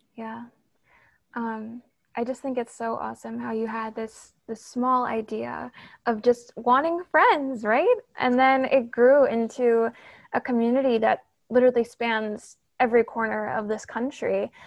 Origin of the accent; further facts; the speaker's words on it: New York City, New York, United States; I'm also from New York, so I have a lot of family in the city as well